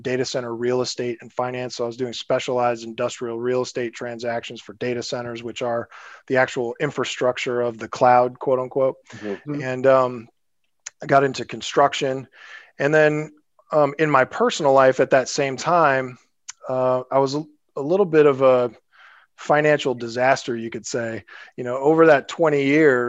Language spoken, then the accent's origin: English; Springfield, Illinois, United States; moved away as an adult; also born or lived in San Francisco; I'm actually from Springfield, Illinois, kind of a smaller town in Illinois. I grew up there, went to college there